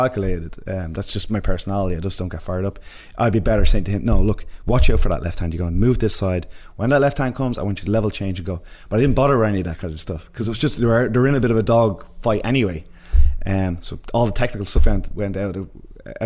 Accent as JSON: {"language": "English", "country": "Ireland", "said": "me and Connor are both Irish, and we've night and day different personalities"}